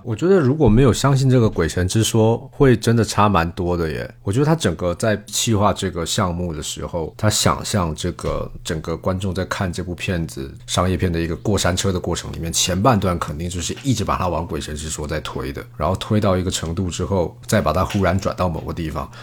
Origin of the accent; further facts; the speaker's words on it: Taiwan; moved away as an adult; also born or lived in Mainland China; now in China; 我身为台湾人，我在台湾看这边，而且我在大陆，大陆工作这么多年